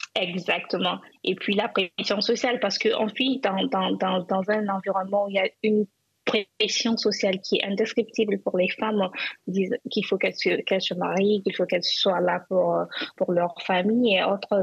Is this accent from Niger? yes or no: yes; Zinder, Zinder Region, Niger; moved away; j'ai grandi à Zinder.